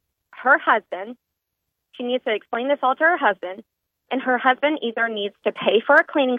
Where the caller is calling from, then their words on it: Shreveport, Louisiana, United States; Hi, Chica. … with LVD by Design in Shreveport.